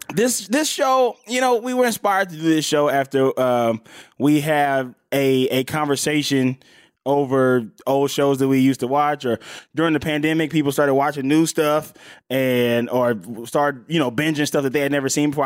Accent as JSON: {"language": "English", "region": "Mississippi", "country": "United States", "tie": "born or raised there", "moved": "yes", "lives_now": "Los Angeles, United States", "said": "I'm from, I'm from Mississippi. I'm from L A. By the way, in Mississippi, I was born in Mississippi."}